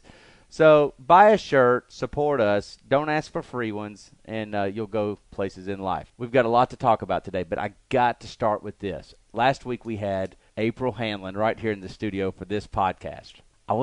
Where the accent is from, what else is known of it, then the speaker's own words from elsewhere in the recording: Alabama, United States; I'm from Alabama.